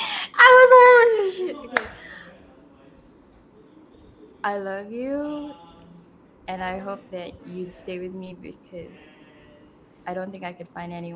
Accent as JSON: {"language": "English", "country": "Philippines", "said": "I'm very Filipino."}